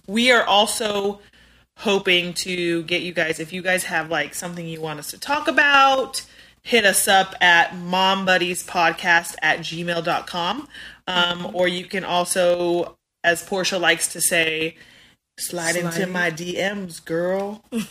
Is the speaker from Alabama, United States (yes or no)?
no; Spokane, Washington, United States; now in North Carolina, United States; I was born and raised in Spokane, Washington.